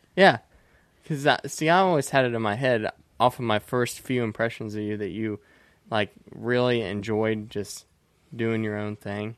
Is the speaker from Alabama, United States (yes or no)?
no; Indiana, United States; I'm from Indiana and everybody is rural